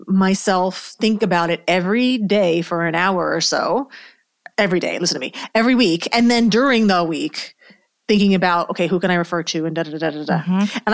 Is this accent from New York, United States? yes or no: yes; New York, United States; And I'm from New York originally, so I think that has a lot to do with it.